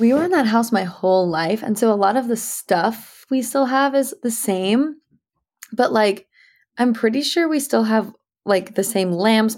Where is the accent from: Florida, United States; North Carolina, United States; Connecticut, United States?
Connecticut, United States; New Canaan; I grew up in Connecticut